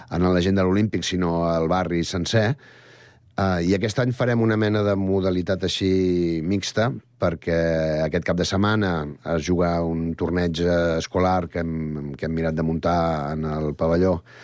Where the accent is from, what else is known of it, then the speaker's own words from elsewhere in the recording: Sant Cugat del Vallès, Catalonia, Spain; pràcticament la majoria som del barri de la Floresta